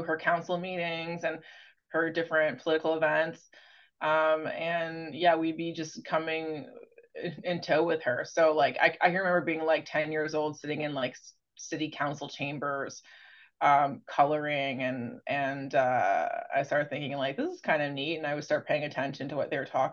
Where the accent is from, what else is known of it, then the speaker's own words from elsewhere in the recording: London, Ontario, Canada; now in Toronto, Canada; I'm from London, Ontario